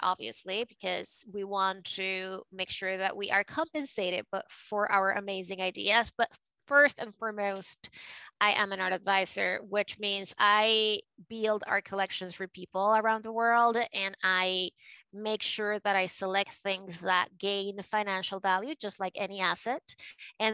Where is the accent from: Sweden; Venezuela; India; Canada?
Venezuela; Caracas, Capital District; accent: a mix of New York and Latino; English is a second language; moved away as an adult; also born or lived in New York, United States; now in United States; I was born and raised in Caracas